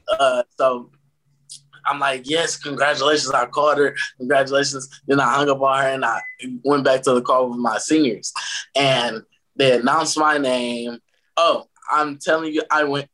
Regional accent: Detroit, Michigan, United States; I'm from Detroit, Michigan. I attend a Jesuit school in Detroit called Loyola High School.

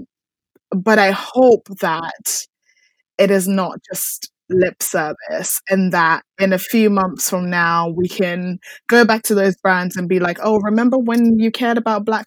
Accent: Ghana; now in United Kingdom; I was born in Ghana.

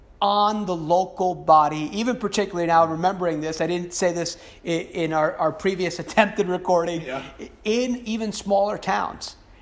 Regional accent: North Carolina, United States; my home state of North Carolina

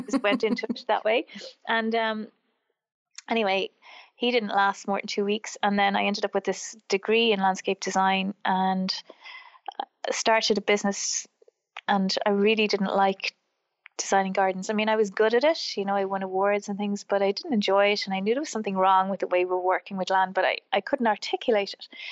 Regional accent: Wexford, Leinster, Ireland; also born or lived in Wicklow, Ireland; I grew up in Wexford, which is the southeast of Ireland, and um, I grew up on a farm.

